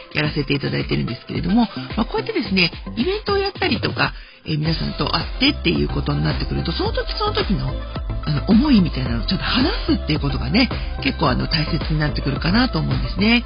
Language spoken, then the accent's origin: Japanese; Sakura, Chiba, Japan; 私の地元桜市